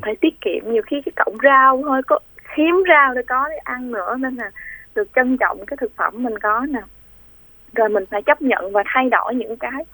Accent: Vinh Long, Vietnam; moved away; quê em ở vĩnh long

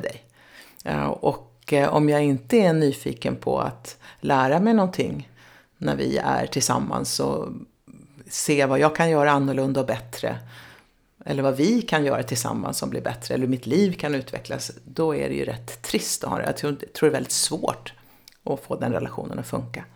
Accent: Nyköping, Södermanland, Sweden; jag är uppvuxen i Nyköping

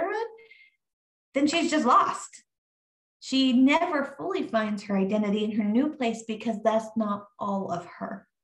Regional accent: Montana, United States; moved away; I grew up in Montana in high school

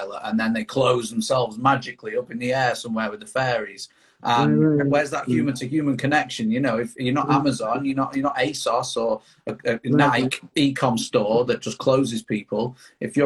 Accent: Manchester, North West England, United Kingdom; I'm from Manchester, UK

